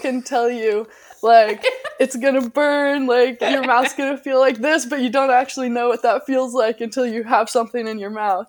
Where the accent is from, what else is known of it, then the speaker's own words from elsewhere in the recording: Alaska, United States; moved away as an adult; now in Texas, United States; I'm 17 from Alaska